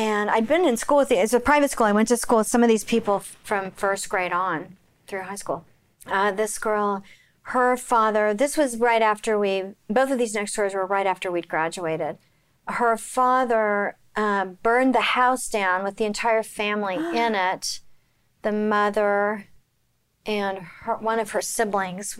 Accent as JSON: {"language": "English", "town": "Oklahoma City", "region": "Oklahoma", "country": "United States", "tie": "born or raised there", "said": "I grew up in Oklahoma"}